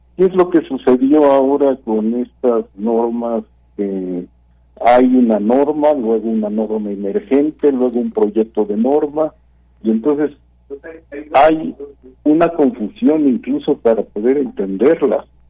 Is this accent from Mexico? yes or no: yes; Mexico; como ciudadano, como mexicano